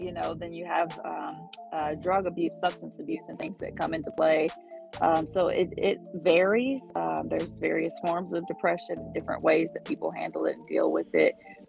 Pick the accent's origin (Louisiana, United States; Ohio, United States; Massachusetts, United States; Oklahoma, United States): Ohio, United States; now in Atlanta, United States; From Ohio originally, but I have lived everywhere for like 2 years or less at a time. But now I always say I'm from Atlanta because I've been here since 2009